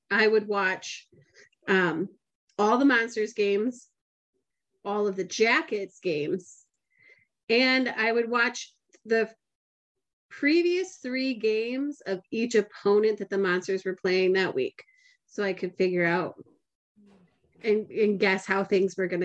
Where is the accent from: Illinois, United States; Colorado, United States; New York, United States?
Illinois, United States; Chicago; also born or lived in Stow, Ohio; I'm glad I grew up in Chicago.